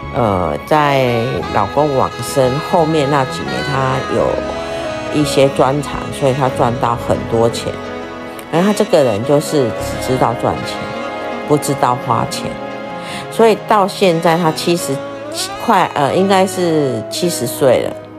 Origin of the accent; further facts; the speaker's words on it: Taiwan; 我们台湾人